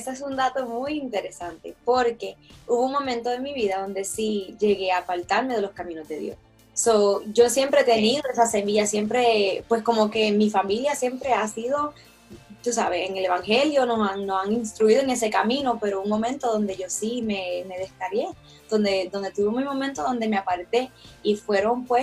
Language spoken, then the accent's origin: Spanish; Toa Alta, Puerto Rico; also born or lived in Río Piedras; now in Lebanon, United States; nací en Río Piedras, Puerto Rico, soy de Toalta Alta, pero actualmente vivo en Lebanon, Pensilvania.